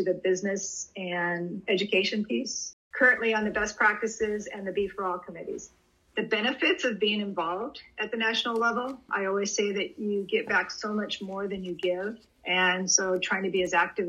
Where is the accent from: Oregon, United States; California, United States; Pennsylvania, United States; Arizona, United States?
Oregon, United States; Portland; I'm from, born and raised in Portland, Oregon